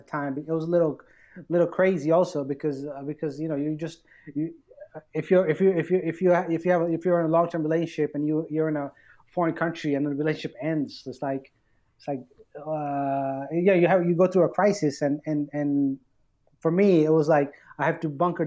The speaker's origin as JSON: {"language": "English", "town": "New York City", "region": "New York", "country": "United States", "tie": "born or raised there", "also_born_or_lived": "Bangladesh / Virginia / Stockholm, Sweden", "moved": "as an adult", "lives_now": "Sweden", "said": "me growing up in Queens, New York"}